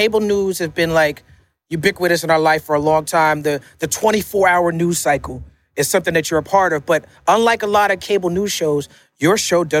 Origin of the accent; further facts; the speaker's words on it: New York City, New York, United States; I'm from Brooklyn, New York